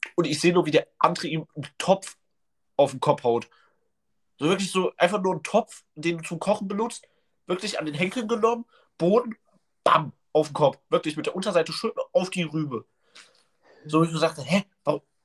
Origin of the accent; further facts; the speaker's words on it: Leipzig, Saxony, Germany; Bei uns in Leipzig